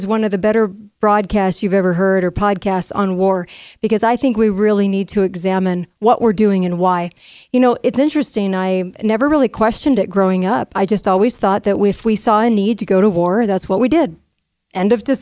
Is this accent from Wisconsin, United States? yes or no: no; California, United States; when I was growing up in California